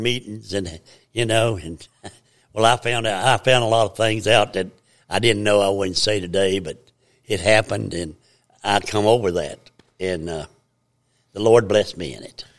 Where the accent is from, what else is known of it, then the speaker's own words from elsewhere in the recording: United States; I was born and raised in Blaine County